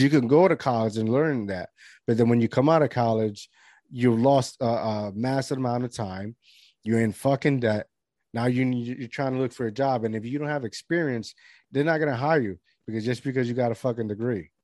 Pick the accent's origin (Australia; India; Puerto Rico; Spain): Puerto Rico; Lajas; I'm from Lajas, Puerto Rico